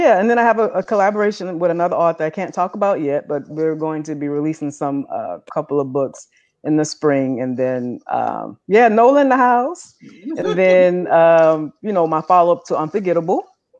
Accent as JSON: {"language": "English", "town": "New Orleans", "region": "Louisiana", "country": "United States", "said": "I'm from New Orleans."}